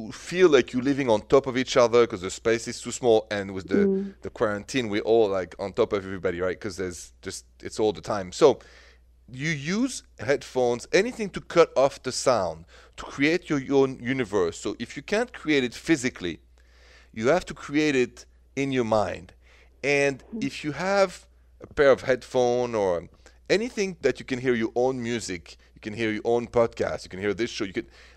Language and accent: English; France; accent: French; my French accent